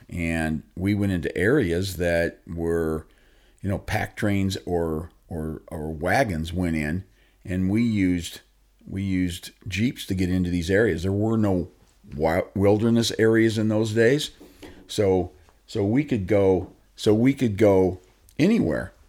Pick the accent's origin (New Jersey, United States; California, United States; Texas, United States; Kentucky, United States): California, United States; Long Beach; I was born and raised in Southern California. I, uh, Long Beach